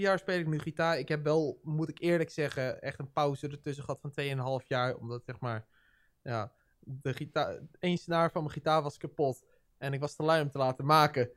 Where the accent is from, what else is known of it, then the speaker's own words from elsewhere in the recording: Netherlands; Wij Nederlanders